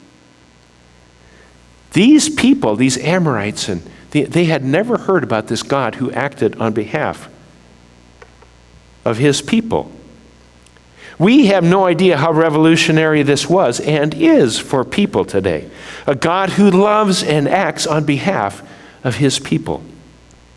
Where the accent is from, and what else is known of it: United States